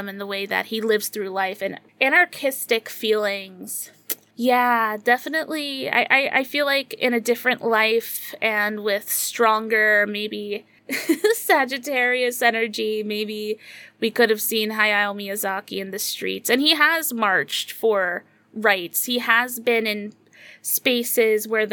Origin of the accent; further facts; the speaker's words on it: United States; as an American